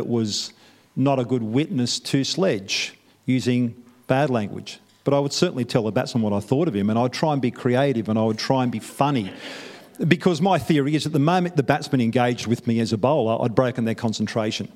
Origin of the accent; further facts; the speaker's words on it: Newcastle, New South Wales, Australia; moved away as an adult; now in New Zealand; I'm from Newcastle